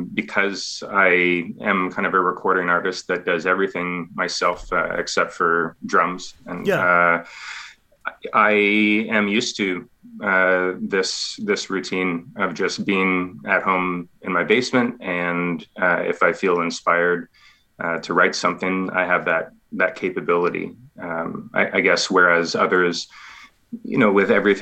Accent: Ontario, Canada; moved away as an adult; I'm originally from Ontario, but I've been in the province here for almost 5 years now.

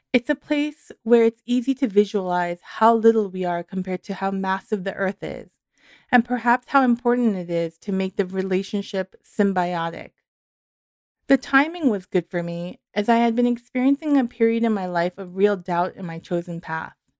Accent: New York, United States; moved away; also born or lived in Santa Cruz; I grew up in New York

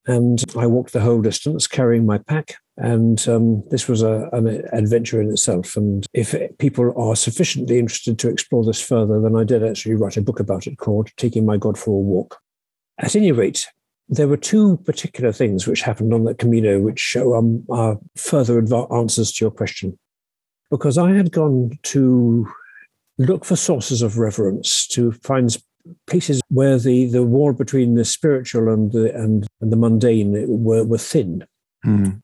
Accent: Sussex, South East England, United Kingdom; I grew up in Sussex in, in, in England.

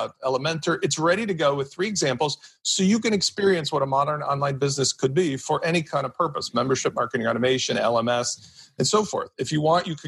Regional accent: Chicago, Illinois, United States; I'm from Chicago

